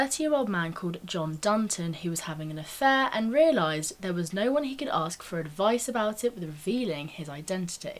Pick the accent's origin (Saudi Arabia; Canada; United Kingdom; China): United Kingdom; London; moved away; I'm originally from London.